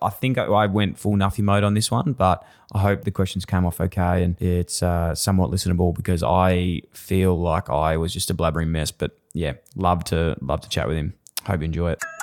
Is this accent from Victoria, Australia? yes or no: yes; Fitzroy, Victoria, Australia; I grew up in Fitzroy, and we had that connection to the Brisbane Lions